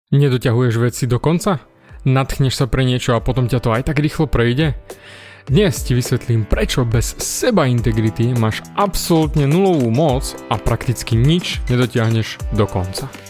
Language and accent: Slovak; Snina, Prešov Region, Slovakia; Vyrastal som v Snine, v malom mestečku